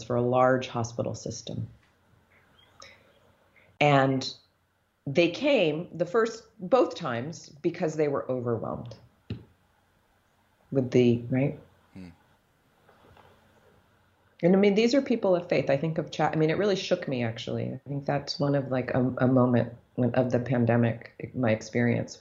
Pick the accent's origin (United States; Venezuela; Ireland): United States; I have an African father, but I grew up in the United States